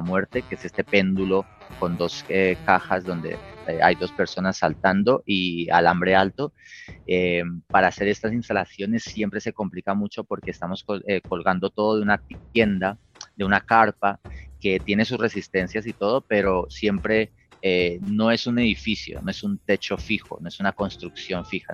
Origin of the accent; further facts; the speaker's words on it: Colombia; moved away; los colombianos